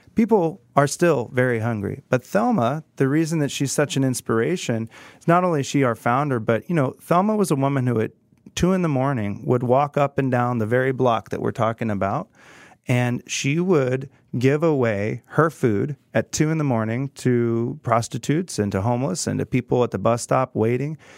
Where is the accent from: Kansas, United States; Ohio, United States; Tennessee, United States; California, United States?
Kansas, United States; Prairie Village; I grew up in Kansas, in Prairie Village, and grew up in Kansas City